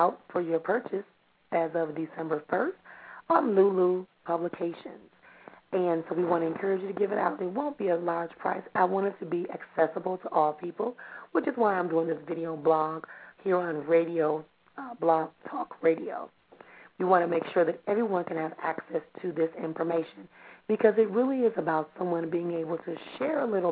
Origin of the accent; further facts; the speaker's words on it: Milwaukee, Wisconsin, United States; from Milwaukee here in my hometown